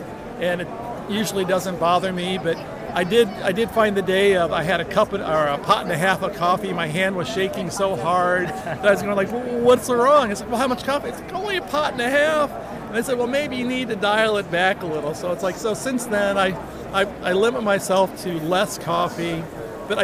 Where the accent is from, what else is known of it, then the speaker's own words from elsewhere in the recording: Chicago, Illinois, United States; now in Atlanta, United States; Now, I grew up in Chicago, so in the wintertime, you needed the coffee for the warmth as much as for the caffeine.